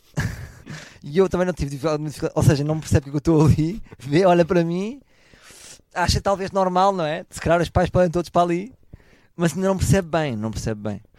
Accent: Portugal; eu sou português

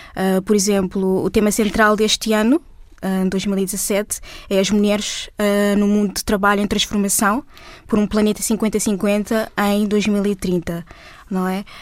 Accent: Portugal; Eu sou portuguesa e negra. Sou portuguesa negra.

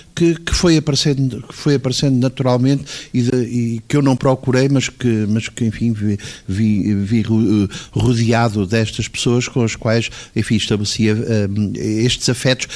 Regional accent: Lisbon, Portugal; eu nasci nos Anjos e fui batizado em 1954

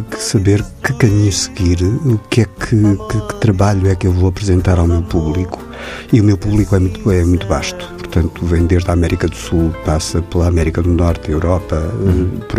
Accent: Cape Verde; A minha terra também é Cabo Verde, sem dúvida.

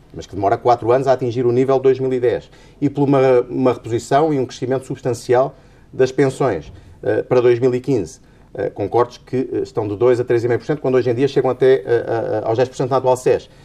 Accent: Portugal; Eu, como português e como contribuinte

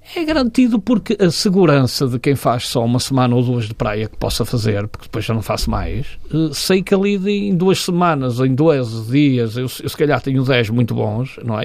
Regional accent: Porto, Norte, Portugal; Nasci em Miragaia, na freguesia de Miragaia.

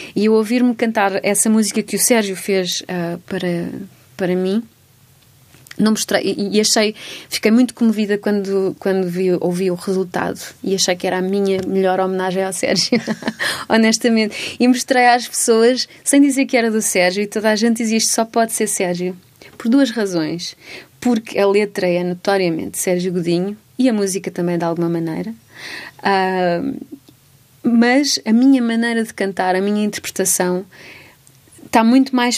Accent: Almeirim, Santarém District, Portugal; also born or lived in Amsterdam; now in Lisbon, Portugal; os meus pais estão lá e tenho uma casa lá e pronto, é óbvio que que há uma raiz forte ali e vou muitas vezes lá, portanto continua a ser a minha terra

